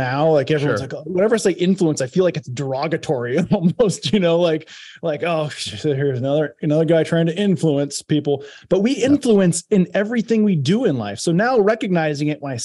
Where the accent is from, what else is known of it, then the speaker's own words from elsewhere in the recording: Iowa, United States; moved away as an adult; also born or lived in Santa Barbara, California; growing up in Iowa